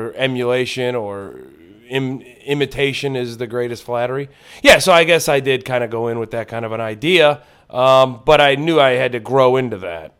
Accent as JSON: {"language": "English", "town": "Lorain", "region": "Ohio", "country": "United States", "tie": "born or raised there", "moved": "as an adult", "lives_now": "Los Angeles, United States"}